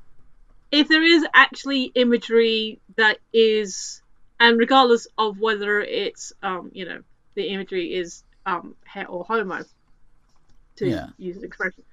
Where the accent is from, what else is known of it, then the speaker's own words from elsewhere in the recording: England, United Kingdom; this isn't just a cute accent. I am actually a British person living in England